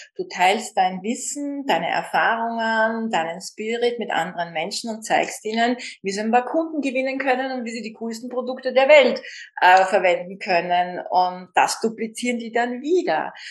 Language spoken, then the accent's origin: German; Vienna, Austria; bei uns in Österreich schon gar nicht und in Wien